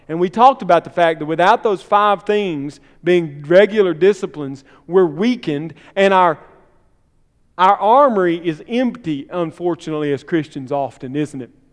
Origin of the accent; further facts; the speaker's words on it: Columbus, Mississippi, United States; My hometown, Columbus